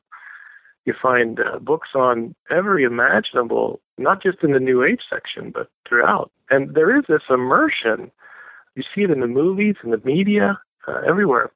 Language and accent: English; United States; I say this as an American